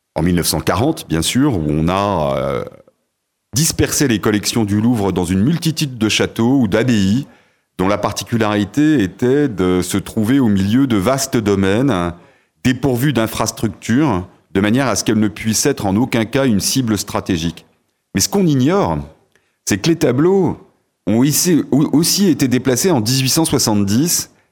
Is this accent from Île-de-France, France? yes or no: yes; Paris, Île-de-France, France; also born or lived in Sarthe; je suis pas un authentique Sartois, j'en aurais pas cette prétention, mais on va dire que je suis un Parisien ensarté